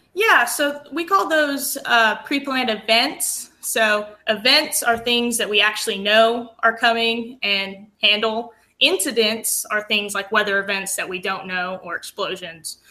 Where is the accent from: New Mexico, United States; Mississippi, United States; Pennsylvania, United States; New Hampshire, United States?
New Mexico, United States; Aztec; moved away as an adult; also born or lived in Lubbock, Texas; now in Williamson County, Texas, United States; I grew up in New Mexico in the Four Corners area. I'm actually from a small town um, called Aztec.